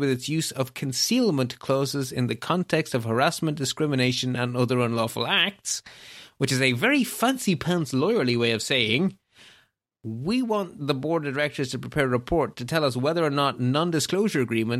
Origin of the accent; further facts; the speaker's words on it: Belgium; My home country of Belgium is in the same boat.